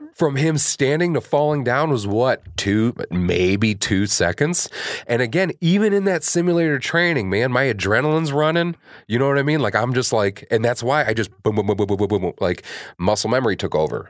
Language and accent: English; Kankakee, Illinois, United States; I grew up in Kankakee.